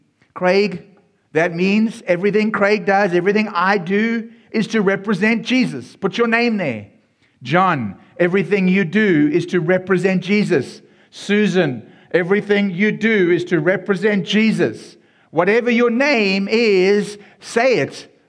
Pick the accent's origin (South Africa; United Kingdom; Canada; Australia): South Africa; Xhosa and Afrikaans so that you could get a feeling of the language and the culture and being in my home country.